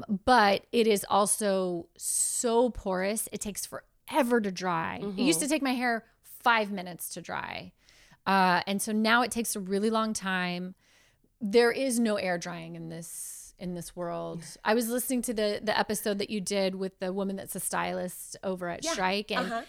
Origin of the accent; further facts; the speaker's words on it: Florida, United States; now in California, United States; I grew up in Florida. I had bad hair my whole life. And I just thought I had bad hair.